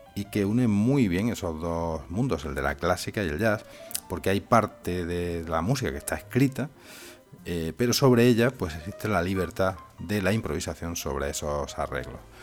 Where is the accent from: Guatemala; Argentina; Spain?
Spain; aquí en mi país, en España